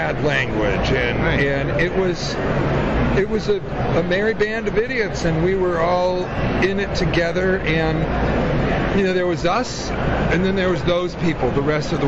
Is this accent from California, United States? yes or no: yes; Malibu, California, United States; I grew up in Malibu.